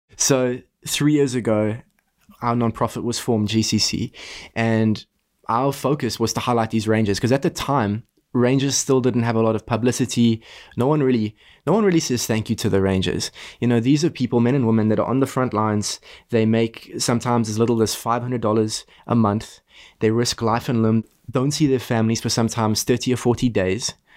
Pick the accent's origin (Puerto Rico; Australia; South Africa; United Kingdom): South Africa; moved away as an adult; also born or lived in Boston, United States; I'm from South Africa. As a kid, I grew up next to our iconic Kruger National Park.